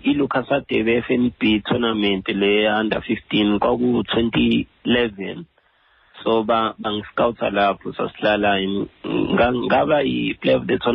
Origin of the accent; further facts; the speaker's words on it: Pietermaritzburg, KwaZulu-Natal, South Africa; moved away; ngisikhahlathi ngowase-peter marisburg empenje ikhaya kodwa ngikhulele e-edindale ecaleni ewood